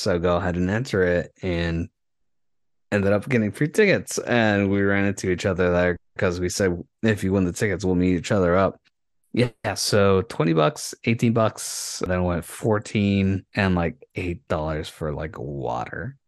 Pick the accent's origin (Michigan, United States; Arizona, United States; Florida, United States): Arizona, United States; Yuma; my hometown, from Yuma